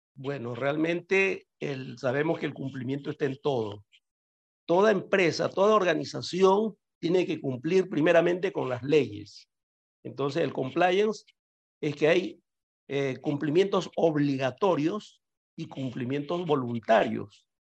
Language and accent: Spanish; Peru; moved away; also born or lived in Caracas, Venezuela; yo nací en Perú, efectivamente, ahora estoy en Perú nuevamente, pero bueno, yo emigré de Perú a Venezuela, bastante joven